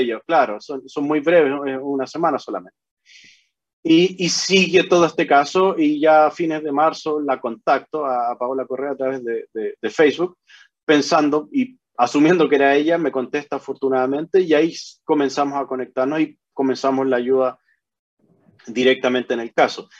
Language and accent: Spanish; Chile; moved away as an adult; also born or lived in Hawaii, United States; now in Honolulu, United States; nací en el Hospital de Carabineros, ahí en, en en la calle Simón Bolívar